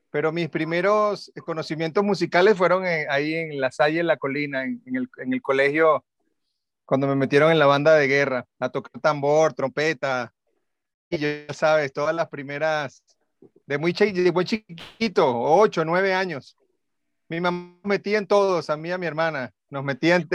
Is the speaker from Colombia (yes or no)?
no; Puerto Rico; born there; Sí, nací en Puerto Rico por mi papá.